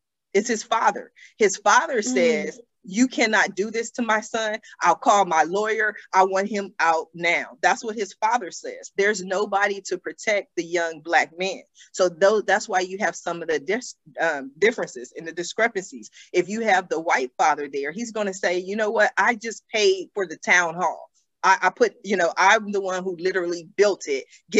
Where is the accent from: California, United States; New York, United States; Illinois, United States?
California, United States; Los Angeles; I grew up in Los Angeles.